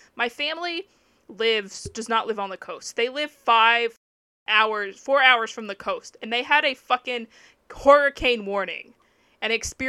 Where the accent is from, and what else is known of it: Texas, United States; born or raised there; now in Japan